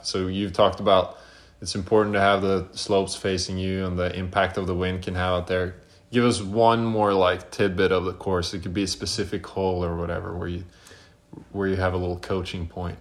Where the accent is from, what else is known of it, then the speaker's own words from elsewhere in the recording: Norway; now in United States; I'm obviously from Norway